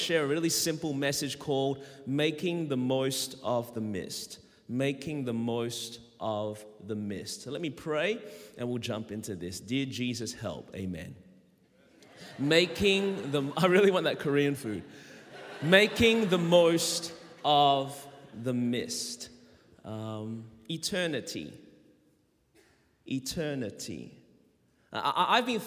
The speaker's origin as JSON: {"language": "English", "town": "Melbourne", "region": "Victoria", "country": "Australia", "tie": "born or raised there", "accent": "Australian", "moved": "as an adult", "lives_now": "Anderson, United States"}